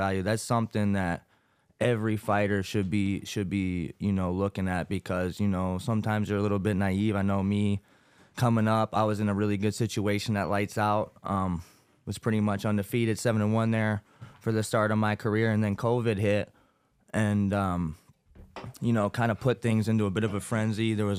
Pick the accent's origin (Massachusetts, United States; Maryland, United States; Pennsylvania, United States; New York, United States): Pennsylvania, United States; Landenburg; also born or lived in Newark, Delaware; Growing up in Landenburg, Pennsylvania, I was born in Newark, Delaware, grew up wrestling here in PA.